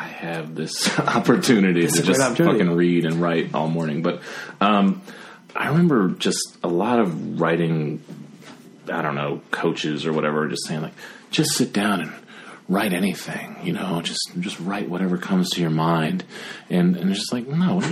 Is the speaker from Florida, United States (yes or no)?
no; Virginia, United States; growing up in Virginia, like you have a lot of history just around